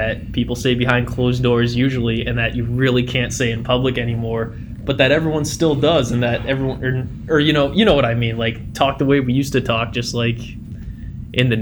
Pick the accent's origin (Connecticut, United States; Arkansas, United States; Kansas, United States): Connecticut, United States; New Haven; I'm a nobody from New Haven, Connecticut